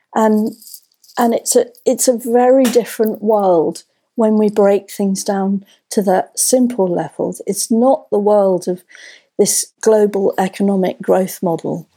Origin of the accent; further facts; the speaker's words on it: London, United Kingdom; moved away; I grew up in North London